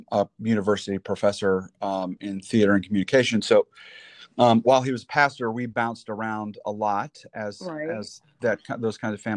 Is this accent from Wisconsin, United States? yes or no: no; Missouri, United States; moved away as an adult; also born or lived in Iowa / Virginia / Kansas City / St. Louis; now in Fayetteville, United States; I grew up in Missouri. I'm from Missouri. I went to college outside of Kansas City and spent a little time outside of St. Louis, went to high school in Columbia, and just kind of bounced around all over.